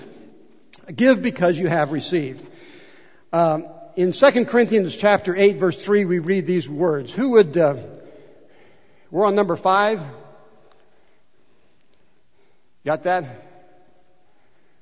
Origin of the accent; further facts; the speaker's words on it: United States; I was born here in the United States of America. What a great place to be born and grow up.